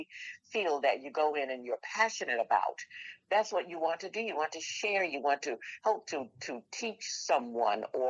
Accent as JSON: {"language": "English", "region": "Florida", "country": "United States", "tie": "born or raised there", "said": "I want to stay in Florida. I want to stay right here in my hometown"}